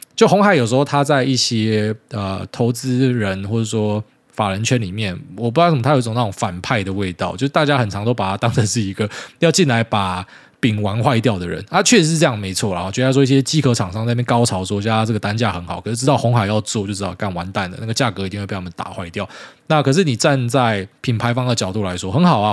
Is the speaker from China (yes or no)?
no; Taiwan; 就是我们台湾人去看这个东西会觉得很大惊小怪。